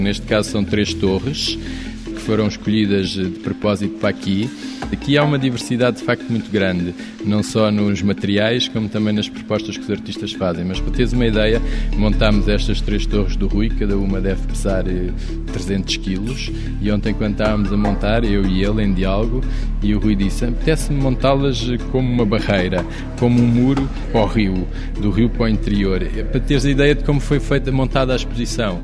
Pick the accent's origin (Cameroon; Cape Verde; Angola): Angola; Luanda, Luanda Province; now in Lisbon, Portugal; Consegui juntar a cidade onde eu nasci, Luanda, a cidade onde eu vivo, Lisboa